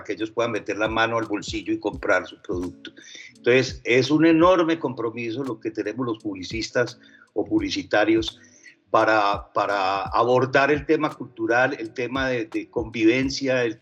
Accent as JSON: {"language": "Spanish", "town": "Medellín", "region": "Antioquia", "country": "Colombia", "also_born_or_lived": "France", "accent": "paisa", "first_language": "French", "second_language": "Spanish", "said": "yo, nací en Francia y aprendí a hablar español eh, aquí en Medellín, en el Colegio Benedictino, cuando tenía 12 años. Entonces, mi primera lengua es el francés, obviamente, pero mi segunda lengua es el paisa."}